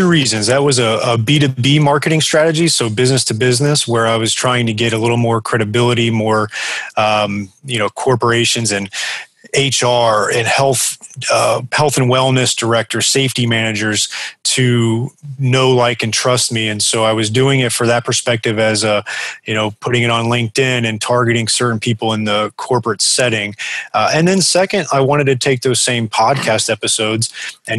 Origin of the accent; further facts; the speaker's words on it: South Florida, United States; I'm originally from South Florida. I moved back down here after school